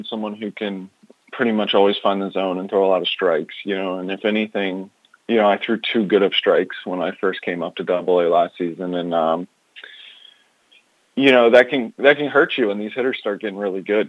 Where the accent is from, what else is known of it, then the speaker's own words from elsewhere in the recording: Chesapeake, Virginia, United States; I grew up in Chesapeake, Virginia